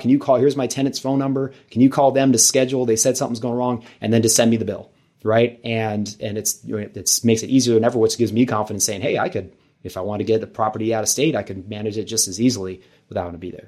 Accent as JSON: {"language": "English", "town": "Los Angeles", "region": "California", "country": "United States", "moved": "as an adult", "lives_now": "San Diego, United States", "said": "I'm from Los Angeles originally"}